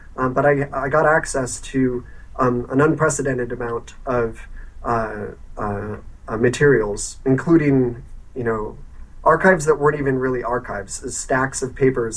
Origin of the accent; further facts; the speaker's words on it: United States; as an American or an outsider